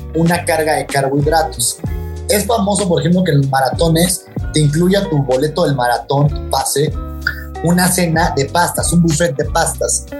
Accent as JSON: {"language": "Spanish", "country": "Mexico", "said": "como mexicano"}